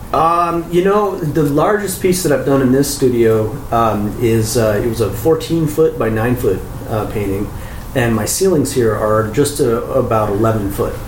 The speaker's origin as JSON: {"language": "English", "town": "Chico", "region": "California", "country": "United States", "tie": "born or raised there", "also_born_or_lived": "San Francisco, California", "moved": "as an adult", "lives_now": "Claremont, United States", "said": "I grew up in Chico, uh, Northern California"}